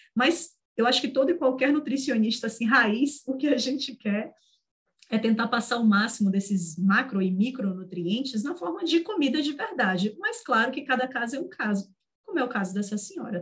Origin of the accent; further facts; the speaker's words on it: Northeast Region, Brazil; Eu, como nordestina que sou